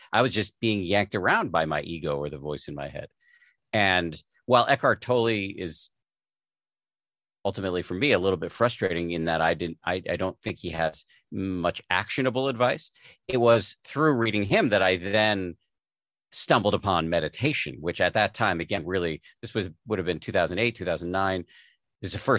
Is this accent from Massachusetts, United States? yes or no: yes; Massachusetts, United States; because I was raised in the People's Republic of Massachusetts.